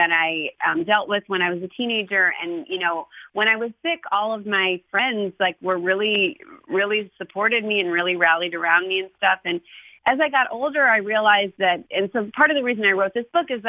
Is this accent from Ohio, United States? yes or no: yes; Ohio, United States; I'm from Ohio